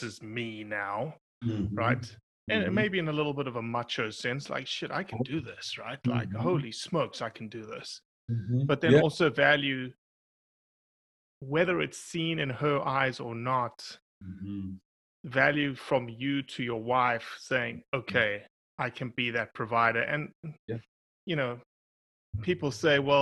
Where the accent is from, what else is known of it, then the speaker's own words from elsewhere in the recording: South Africa; moved away; I just grew up in the outdoors. I never hunted in South Africa